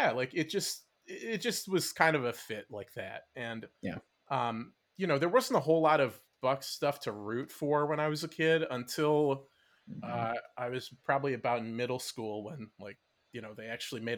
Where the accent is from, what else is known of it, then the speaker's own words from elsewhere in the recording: Madison, Wisconsin, United States; growing up, early 90s in Madison